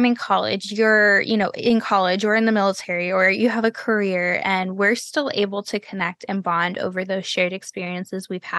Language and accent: English; Texas, United States; there's friends that I grew up with in Texas who we didn't talk for like, you know, 8-10 years.